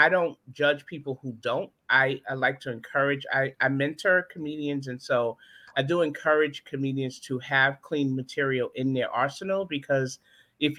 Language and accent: English; New York City, New York, United States; moved away as an adult; now in Charlotte, United States; I grew up in Brooklyn, New York. And I grew up in Brownsville